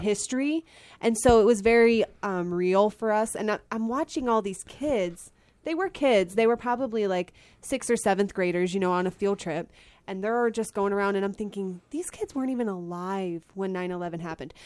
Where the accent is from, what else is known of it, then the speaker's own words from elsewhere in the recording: Pennsylvania, United States; I live in Pennsylvania, well, I grew up in Pennsylvania